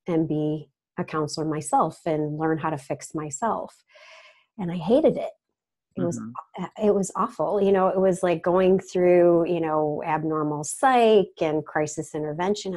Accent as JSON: {"language": "English", "town": "Rochester", "region": "New York", "country": "United States", "said": "I'm from the Rochester, New York area"}